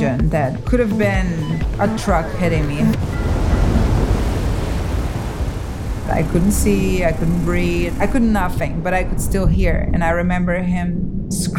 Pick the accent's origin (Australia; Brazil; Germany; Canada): Brazil; Rio de Janeiro; moved away as an adult; also born or lived in Hawaii; I grew up in Ipanema Beach.